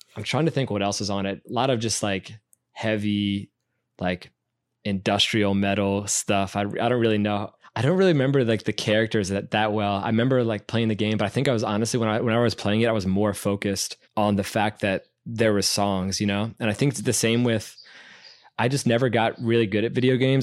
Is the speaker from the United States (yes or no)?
yes; Burtonsville, Maryland, United States; we live in Burtonsville